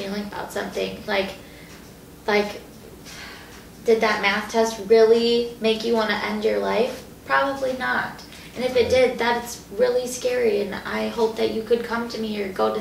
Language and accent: English; Fitchburg, Wisconsin, United States; near my hometown in around Fitchburg, Wisconsin, Madison